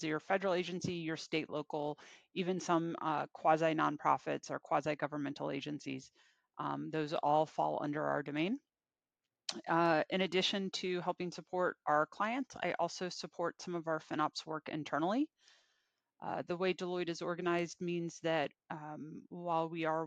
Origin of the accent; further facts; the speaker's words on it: Virginia, United States; So I am mostly from Virginia. Typically, I've spent, with the exception of college, I think I've been within an hour of DC, hour and a half of DC for most of my life